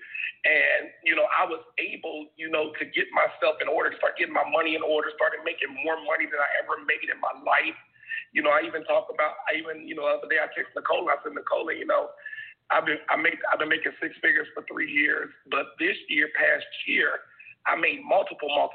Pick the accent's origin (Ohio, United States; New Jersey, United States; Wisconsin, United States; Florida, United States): Ohio, United States; Dayton; growing up in Dayton, Ohio